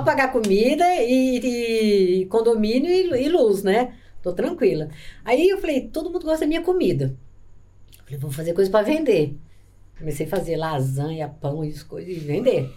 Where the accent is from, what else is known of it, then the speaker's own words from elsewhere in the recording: Nova Londrina, Paraná, Brazil; moved away as an adult; now in Campo Grande, Brazil; eu não era daqui, né? É, nós viemos do Paraná